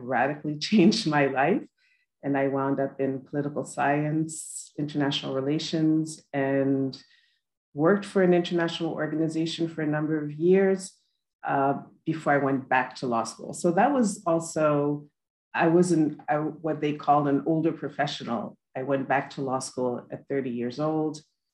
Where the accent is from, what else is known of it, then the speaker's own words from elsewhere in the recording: New York City, New York, United States; I am a first generation American. My parents were immigrants from Haiti. I was born in New York City